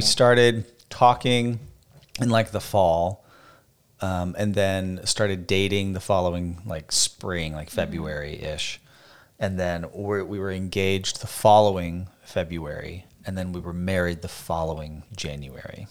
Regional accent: Phoenix, Arizona, United States; moved away as an adult; also born or lived in Boston, Massachusetts; now in Nashville, United States; We are both from born and raised in Phoenix, Arizona

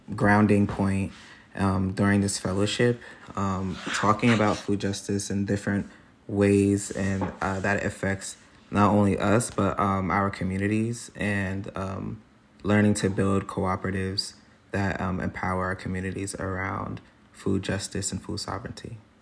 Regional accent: Trenton, New Jersey, United States; moved away as an adult; now in Hudson Valley, United States; I'm from Trenton, New Jersey

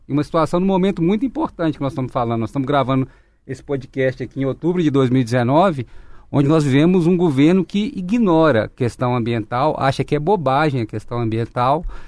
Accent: Minas Gerais, Brazil; todos nós que nascemos em Minas Gerais

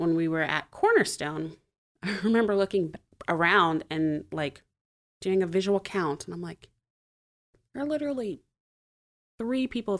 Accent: Montgomery, United States; also born or lived in New Hampshire / Texas / Florida; So anyway, I guess I'm from Montgomery. I say I'm mostly from Montgomery. My dad was in the Air Force, so we moved around a bit. I was born in New Hampshire. Oh. I've lived in Texas and Florida.

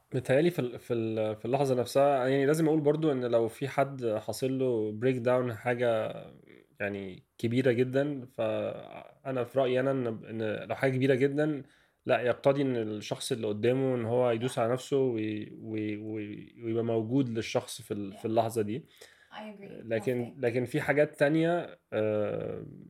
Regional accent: Egypt; احنا بنقول ان هي موجوده في ثقافتنا عامه كمصريين

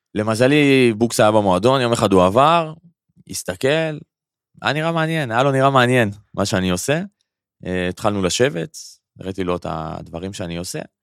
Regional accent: Karmiel, Northern District, Israel; moved away as an adult; also born or lived in Paris, France / London, United Kingdom; now in Tel Aviv, Israel; אני במקור מכרמיאל

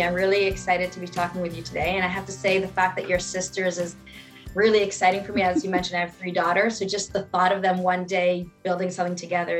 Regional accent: Israel; I was born and raised in Israel. My parents are American and they kind of moved to Israel in the 70s.

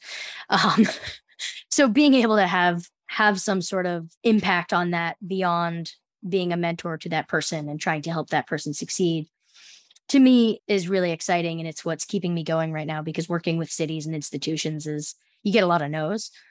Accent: United States; also born or lived in New Jersey; I'm from the New York City area

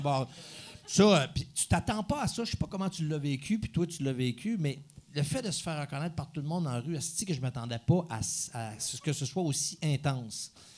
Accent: Saint-Pierre-Baptiste, Quebec, Canada; dans mon village natal

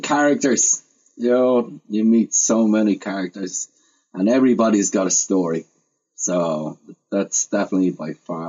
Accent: Ireland; now in United States

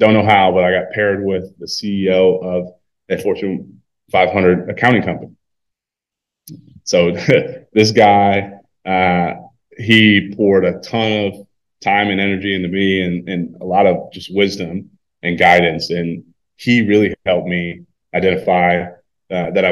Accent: Wisconsin, United States; also born or lived in California; we're both from Wisconsin

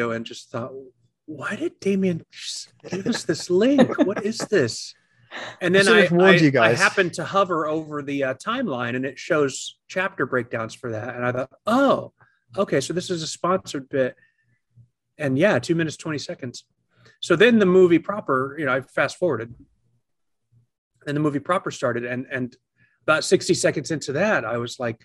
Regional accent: United States; as an American

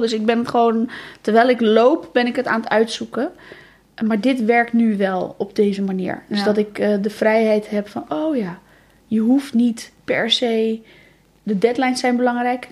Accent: Alblasserdam, South Holland, Netherlands; now in Rotterdam, Netherlands; geboren in Alblasserdam.

